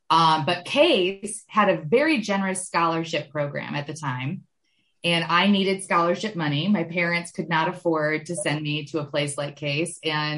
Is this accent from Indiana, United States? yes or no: no; Michigan, United States; moved away as an adult; now in Cleveland, United States; I grew up in Michigan in a small town. We like to joke that it was a suburb without a city. It was, I grew up in a chemical town in the middle of Michigan, surrounded by cow country, and 2 hours north of Detroit.